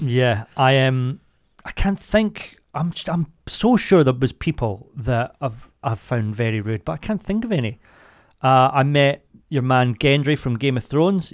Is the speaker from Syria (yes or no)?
no; Scotland, United Kingdom; I'm from Scotland